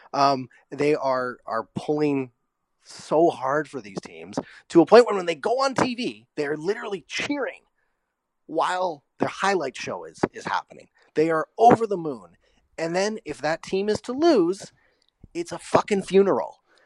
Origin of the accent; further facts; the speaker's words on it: Vancouver, British Columbia, Canada; moved away as an adult; now in Los Angeles, United States; I grew up in East Vancouver. I grew up near the Coliseum.